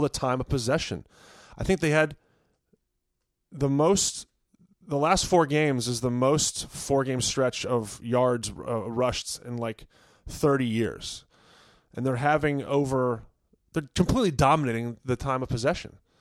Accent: Virginia, United States; where I grew up in Virginia

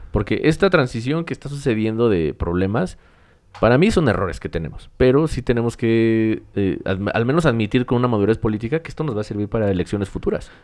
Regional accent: Mexico; como mexicanos

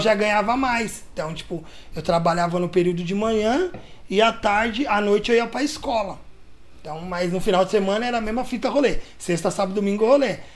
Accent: São Paulo, Brazil; also born or lived in Guarulhos; eu nasci em Guarulhos, tipo, com um ano de idade eu mudei de Guarulhos. Fui morar no Jardim Peri, que é onde eu tô uhum. até hoje. Então tenho 34 anos de Jardim Peri

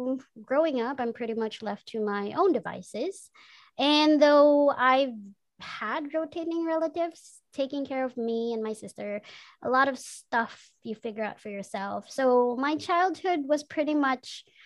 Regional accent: Manila, Metro Manila, Philippines; also born or lived in Bicol; after four, came to Manila and lived in places.

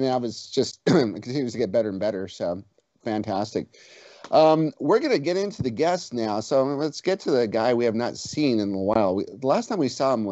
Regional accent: United States; I'm from the United States.

